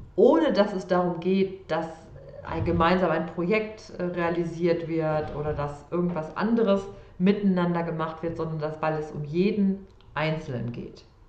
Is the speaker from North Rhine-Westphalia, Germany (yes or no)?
yes; Sauerland, North Rhine-Westphalia, Germany; also born or lived in Cologne; geboren im Sauerland